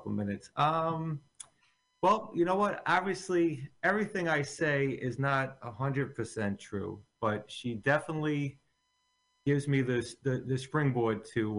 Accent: Bayonne, New Jersey, United States; also born or lived in Staten Island, New York; I grew up in Bayonne, and I went to college in Staten Island.

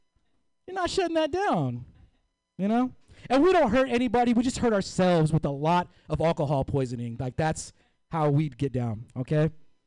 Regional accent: Oakland, California, United States; I'm from East Oakland. It needs to be gentrified. Okay, it's a very dangerous place. East Oakland is so dangerous that I do all my errands in San Leandro.

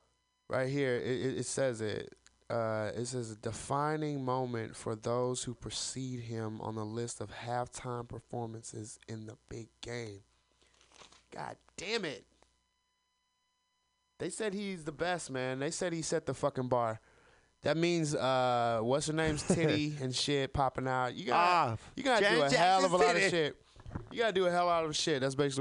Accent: Southern United States, United States; I'm from the South. We care about one thing, and that is college football, because we fucking rock in the fucking South.

